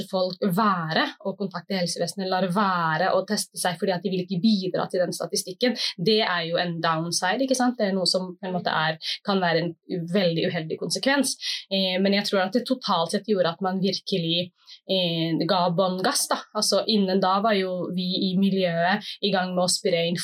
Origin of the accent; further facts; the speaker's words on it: Somalia; Og jeg kjente jo liksom på kroppen som somalier ute i, ja, ute i offentligheten